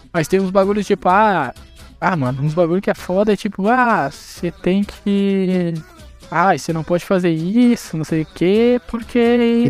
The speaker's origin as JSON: {"language": "Portuguese", "region": "Rio Grande do Sul", "country": "Brazil", "said": "Eu sou do Rio Grande do Sul"}